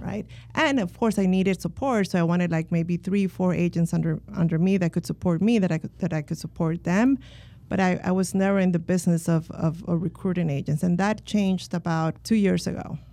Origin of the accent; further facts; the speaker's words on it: Miami, Florida, United States; also born or lived in Colombia; now in Orlando, United States; I was born in Colombia, and my mom immigrated from Colombia when I was eight. So I was raised in Miami